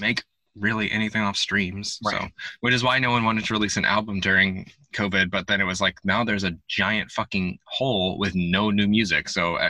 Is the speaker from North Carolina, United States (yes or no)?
yes; North Carolina, United States; I'm from North Carolina